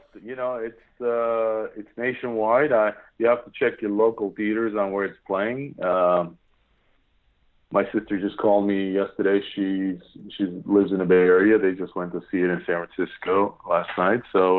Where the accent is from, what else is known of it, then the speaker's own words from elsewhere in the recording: Yerevan, Armenia; They're visiting our homeland, which, you know, from where I'm at, you know, I came from Hayastan, Yerevan, Armenia.